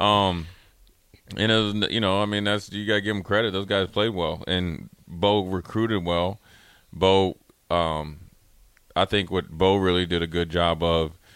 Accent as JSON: {"language": "English", "region": "Minnesota", "country": "United States", "said": "I was from Minnesota"}